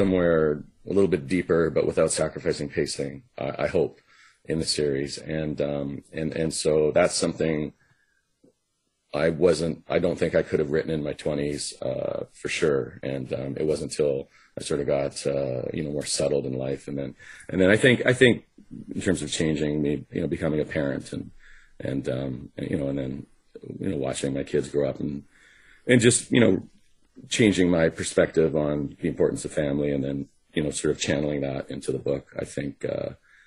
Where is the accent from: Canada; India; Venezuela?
Canada; Vancouver, British Columbia; also born or lived in Los Angeles; my hometown